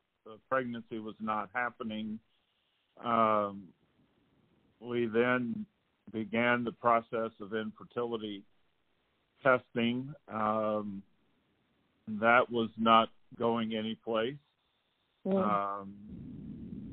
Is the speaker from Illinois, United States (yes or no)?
yes; Illinois, United States; also born or lived in Texas; I was born and raised in Illinois